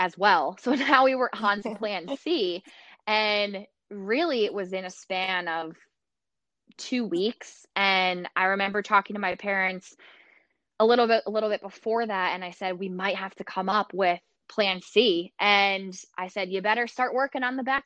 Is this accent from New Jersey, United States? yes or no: yes; Sparta, New Jersey, United States; my husband and I both grew up in Sparta, New Jersey